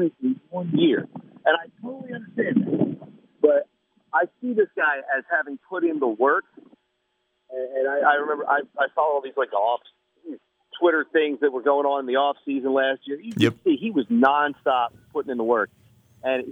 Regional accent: Philadelphia, Pennsylvania, United States; I'm a Philadelphian

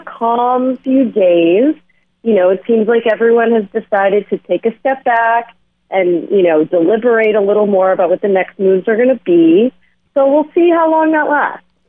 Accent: Los Angeles, California, United States; I'm from California, from Los Angeles

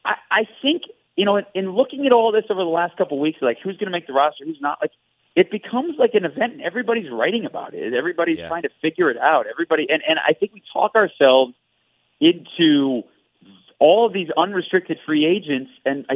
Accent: Detroit, Michigan, United States; moved away; I grew up in Detroit

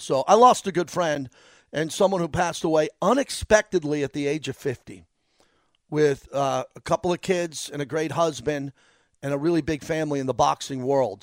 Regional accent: Massapequa, New York, United States; I'm from Massapequa, five minutes away from where I grew up

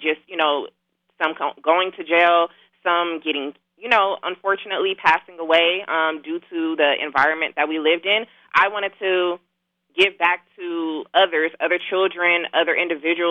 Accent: Inglewood, California, United States; also born or lived in Carson, California / Los Angeles, California; So I'm from Inglewood, California. I grew up in Inglewood, Carson, at-risk, underserved communities

